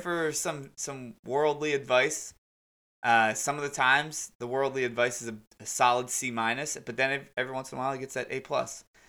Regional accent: United States; Being American fans

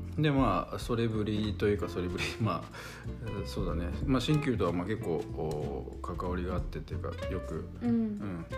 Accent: Saitama, Japan; now in Kyoto, Japan; 埼玉で育った僕

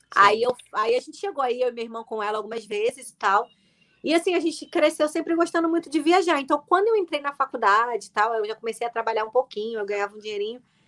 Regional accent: Nova Iguaçu, Rio de Janeiro, Brazil; eu sou de Nova Iguaçu, que é do lado

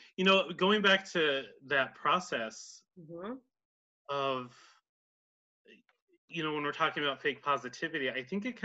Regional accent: North Country, New York, United States; I'm from the North Country

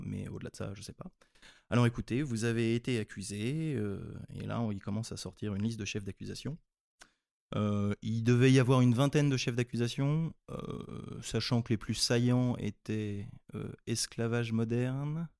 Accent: France; also born or lived in Nigeria; quand on est français

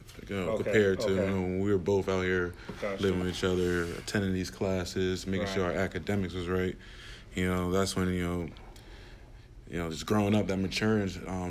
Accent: Connecticut, United States; moved away as an adult; I'm from Connecticut.

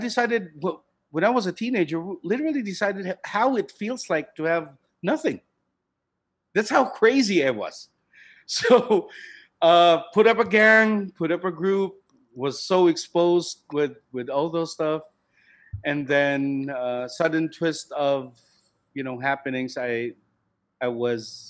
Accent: Cebu City, Central Visayas, Philippines; I grew up in Cebu City. It's right in the southern part of the country

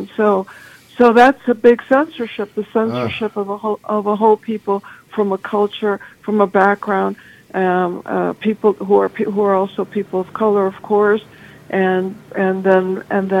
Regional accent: Chicago, Illinois, United States; I'm originally from Chicago

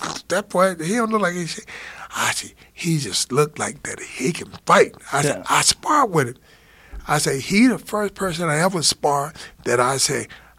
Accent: Alabama, United States; I'm from Alabama.

